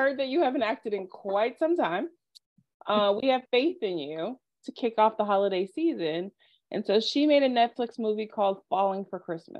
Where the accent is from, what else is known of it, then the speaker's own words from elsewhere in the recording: Texas, United States; I'm from Texas, so we don't get a lot of snow here.